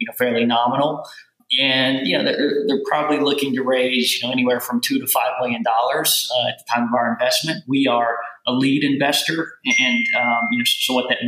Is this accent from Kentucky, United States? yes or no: yes; rural Kentucky, United States; accent: southern; moved away as an adult; now in New York, United States; I grew up on a little farm in rural Kentucky